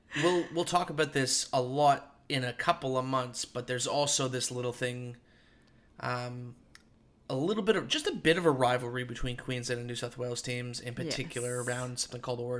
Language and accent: English; Canada; now in Australia; Growing up in Canada, we didn't have it